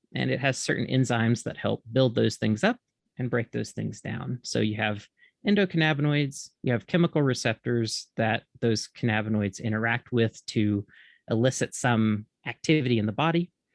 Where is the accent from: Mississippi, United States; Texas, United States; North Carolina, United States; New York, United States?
Mississippi, United States; moved away as an adult; also born or lived in Oregon; originally I'm from Mississippi